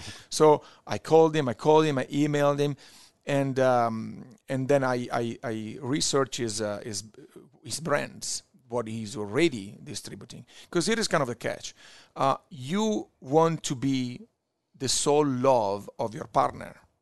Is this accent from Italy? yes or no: yes; Verona, Veneto, Italy; English is a second language; now in New York, United States; I'm from Verona, Italy, northeast, the city of Romeo and Juliet, close to Venice